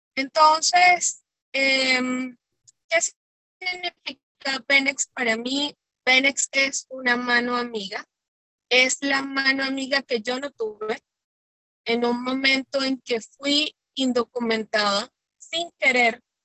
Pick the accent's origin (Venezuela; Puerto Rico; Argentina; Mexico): Venezuela; como venezolana